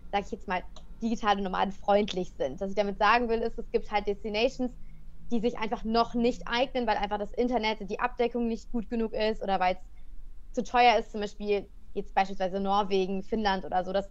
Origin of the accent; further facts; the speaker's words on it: Cologne, North Rhine-Westphalia, Germany; moved away as an adult; ich ähm, ja, bin, sag ich immer, ein Kölsche Mädchen. Ich komme aus dem Rheinland.